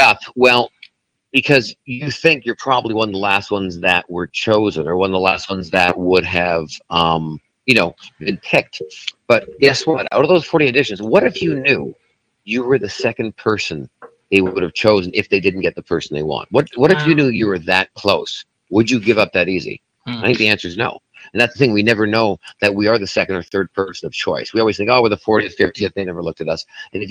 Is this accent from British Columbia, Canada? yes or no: yes; Vancouver, British Columbia, Canada; now in Las Vegas, United States; my hometown is Vancouver, Canada, British Columbia